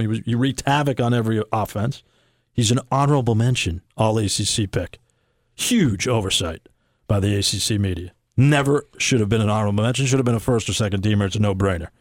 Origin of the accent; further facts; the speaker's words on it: Boston, Massachusetts, United States; growing up in New England and growing up in Boston, when I was a kid